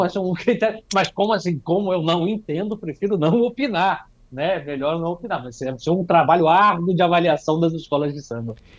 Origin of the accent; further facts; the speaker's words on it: Espírito Santo, Brazil; também sou do Espírito Santo